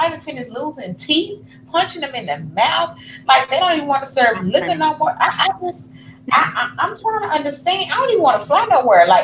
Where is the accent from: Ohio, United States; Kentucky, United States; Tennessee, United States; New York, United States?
Tennessee, United States; Memphis; we're from Memphis